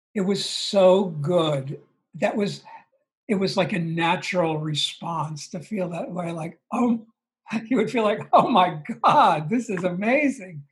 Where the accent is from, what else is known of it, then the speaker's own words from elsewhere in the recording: Long Island, New York, United States; I grew up on Long Island. Um, about 20 miles outside the city, outside, outside of Manhattan